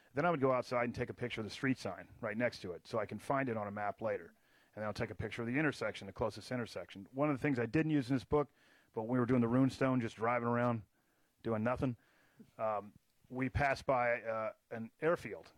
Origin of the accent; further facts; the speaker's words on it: Texas, United States; now in Charleston, United States; I grew up in Texas